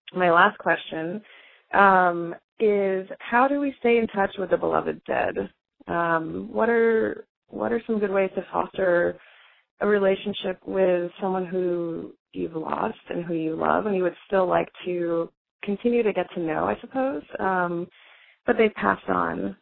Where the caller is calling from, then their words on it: Portland, Oregon, United States; I'm calling you from Overcast, Portland, Oregon